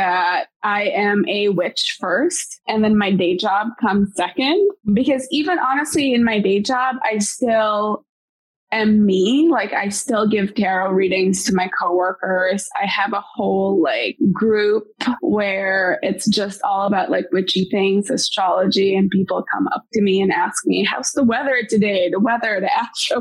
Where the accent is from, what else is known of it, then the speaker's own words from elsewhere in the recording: Bacolod, Negros Occidental, Philippines; now in United States; I actually grew up in Bacolod